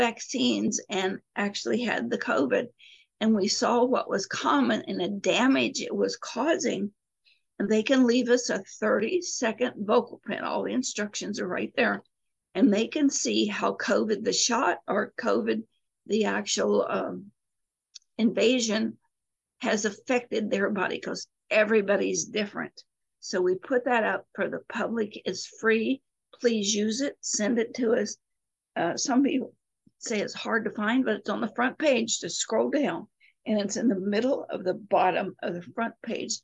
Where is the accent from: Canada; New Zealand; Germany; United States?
United States; Appalachia; I was raised in Appalachia